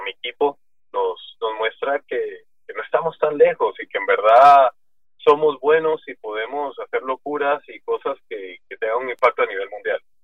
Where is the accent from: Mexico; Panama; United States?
Panama; also born or lived in Guatemala; yo Panamá lo he recorrido todo